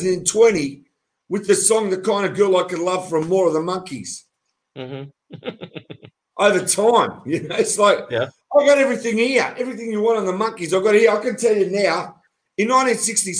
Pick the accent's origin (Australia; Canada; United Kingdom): Australia; We're Australian